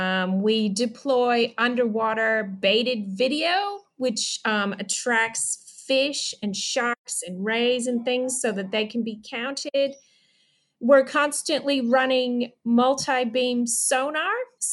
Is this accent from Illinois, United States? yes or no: yes; Chicago, Illinois, United States; born there; also born or lived in North Carolina / Upper Michigan / Washington, D.C. suburbs; I was born in Chicago. And I grew up all different places around the US, North Carolina, Upper Michigan. I went to high school in the suburbs of Washington, D.C.